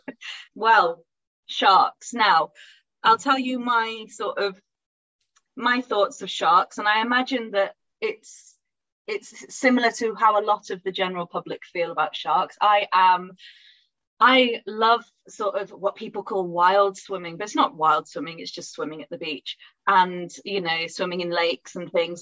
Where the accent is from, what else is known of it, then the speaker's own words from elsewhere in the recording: Pontefract, Yorkshire and the Humber, United Kingdom; I grew up near Pontefract